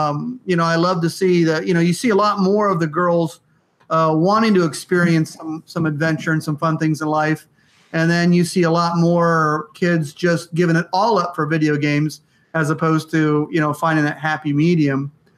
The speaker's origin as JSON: {"language": "English", "town": "West Palm Beach", "region": "Florida", "country": "United States", "tie": "born or raised there", "said": "I grew up in West Palm Beach too"}